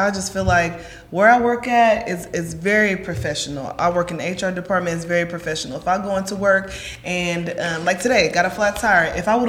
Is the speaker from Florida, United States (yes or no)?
no; Atlanta, Georgia, United States; I'm from Atlanta. I don't just talk to strangers.